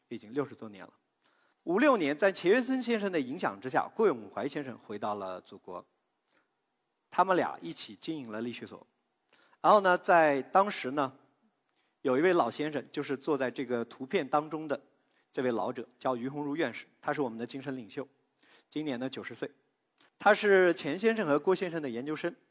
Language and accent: Chinese; China; 我们中国人